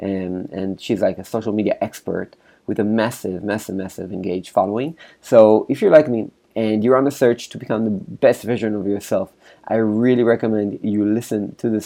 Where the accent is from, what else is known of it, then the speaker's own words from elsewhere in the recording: Israel; I'm from Israel